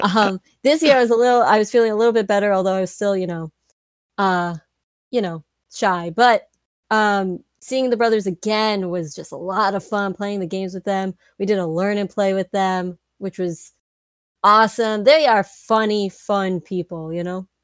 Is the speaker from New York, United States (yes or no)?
yes; New York City, New York, United States; we're from New York